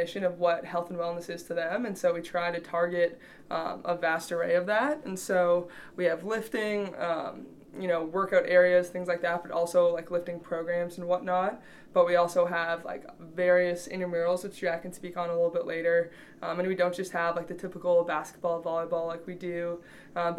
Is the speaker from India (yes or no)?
no; Canada; also born or lived in Michigan, United States; now in Kearney, United States; I'm from Canada, but I came here from Eastern Michigan.